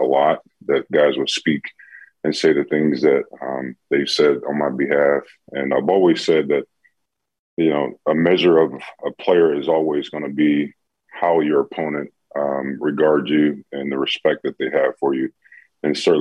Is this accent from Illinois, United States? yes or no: yes; Chicago, Illinois, United States; I grew up in Chicago, so grew up a Bear fan